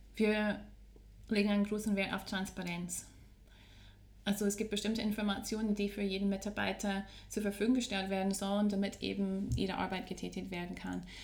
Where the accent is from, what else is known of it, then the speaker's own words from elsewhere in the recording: Scotland, United Kingdom; first language English; German is a second language; moved away as an adult; also born or lived in Vienna, Austria; now in Salzburg, Austria; Wie man hört, komme ich aus einem englischsprachigen Land. Ich komme aus Schottland bin aber mittlerweile fast 18 Jahre hier in Österreich zu Hause